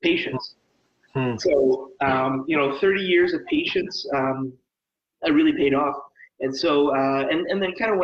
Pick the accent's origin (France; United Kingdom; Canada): Canada; Langley, British Columbia; also born or lived in Edmonton, Alberta; I grew up in Langley, British Columbia